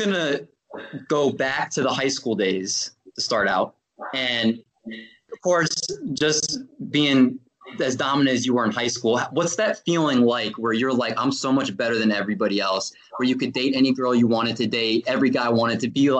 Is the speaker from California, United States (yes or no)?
no; Washington, District of Columbia, United States; we're all from the Washington, D.C. area